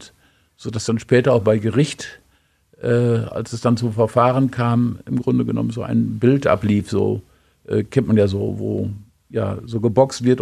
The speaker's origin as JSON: {"language": "German", "town": "Osnabrück", "region": "Lower Saxony", "country": "Germany", "said": "ey, hör mal zu, ich bin doch auch aus Osnabrücker und blamier uns doch nicht."}